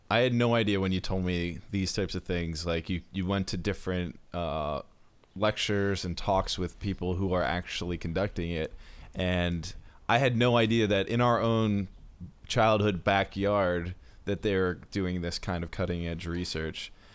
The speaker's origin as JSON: {"language": "English", "town": "Baltimore", "region": "Maryland", "country": "United States", "said": "I'm from Baltimore"}